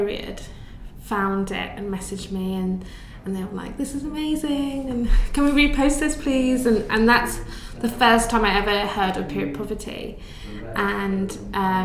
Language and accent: English; Buckinghamshire, South East England, United Kingdom; I grew up in Buckinghamshire